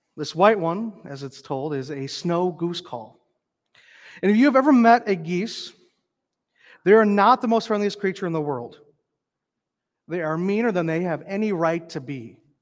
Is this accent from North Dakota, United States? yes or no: yes; North Dakota, United States; also born or lived in northern Minnesota; now in Minnesota, United States; growing up in North Dakota, we saw a moose maybe once